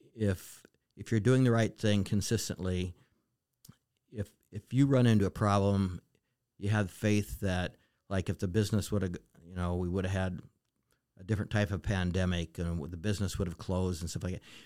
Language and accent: English; Western Montana, United States; moved away as an adult; now in Alaska, United States; I was born and raised in Montana